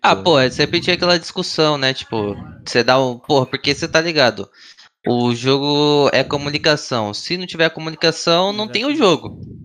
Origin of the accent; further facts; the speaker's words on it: Foz do Iguaçu, Paraná, Brazil; moved away; eu sou de Foz do Iguaçu, Paraná, eu tinha um time lá que era cinco moleques de Foz